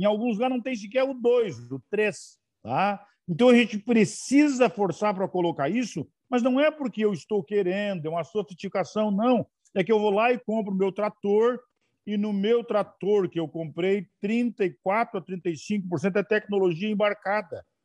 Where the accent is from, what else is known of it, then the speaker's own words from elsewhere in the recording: Curitiba, Paraná, Brazil; now in Santa Maria, Brazil; Eu sou do Paraná.